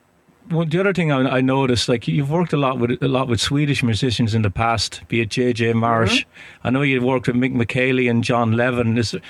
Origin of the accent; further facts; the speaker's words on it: Ireland; now in Boston, United States; We're just outside Boston. Although I'm from Ireland, you can probably tell from the accent.